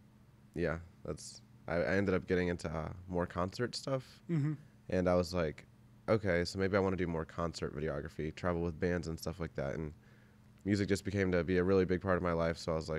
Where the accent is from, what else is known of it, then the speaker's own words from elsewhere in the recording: Belleville, Illinois, United States; Yeah, like I grew up in Belleville, so like it's just a really small town suburb. I live next to St. Louis, I guess